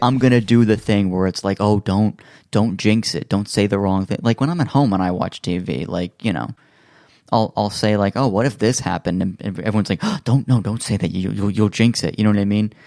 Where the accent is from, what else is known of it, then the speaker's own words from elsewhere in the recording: United States; as an American living in America